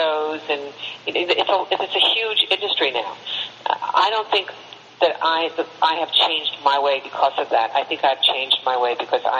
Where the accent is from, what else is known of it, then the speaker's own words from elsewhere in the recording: New York, United States; I'm a New Yorker